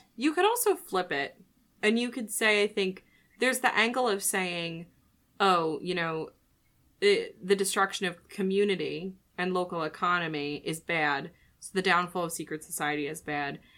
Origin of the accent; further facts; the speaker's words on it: United States; as an American